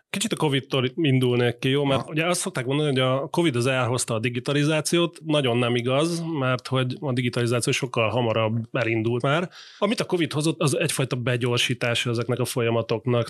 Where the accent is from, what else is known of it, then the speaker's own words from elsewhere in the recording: Hungary; mi, mint magyarok